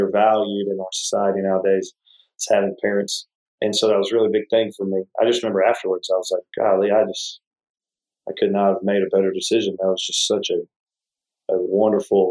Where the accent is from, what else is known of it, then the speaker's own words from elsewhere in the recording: Texas, United States; moved away; being from Texas